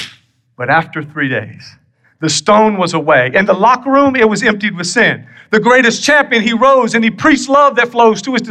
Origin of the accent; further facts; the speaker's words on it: South Carolina, United States; moved away; I'm from South Carolina originally